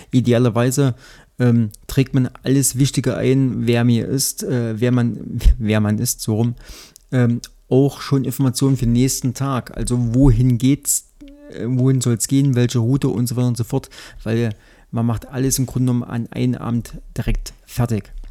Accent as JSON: {"language": "German", "region": "Thuringia", "country": "Germany", "said": "aber für mich als, als Thüringer ähm, war das äh, relatives Neuland."}